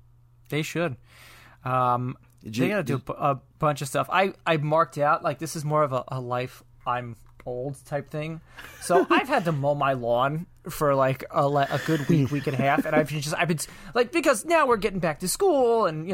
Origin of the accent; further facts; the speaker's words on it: New York, United States; aunt was telling me, she's like, you have a very non-distinct dialect where people won't think that I'm from New York.